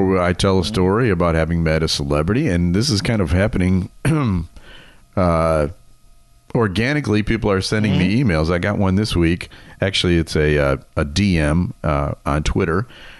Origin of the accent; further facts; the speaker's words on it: United States; yes, I'm an American.